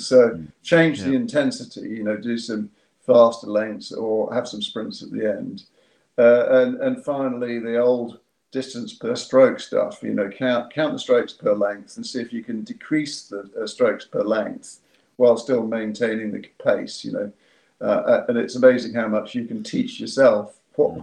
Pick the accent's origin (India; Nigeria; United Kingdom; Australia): United Kingdom; Yapton, South East England; I'm from Yapton, mm. West Sussex